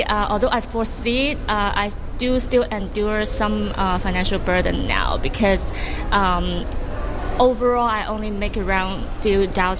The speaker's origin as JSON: {"language": "English", "region": "Anhui", "country": "China", "moved": "yes", "lives_now": "Hong Kong", "said": "I came from Anhui in China, and actually my parents still live there. Because I study in Hong Kong, so I live in Hong Kong with my relatives now."}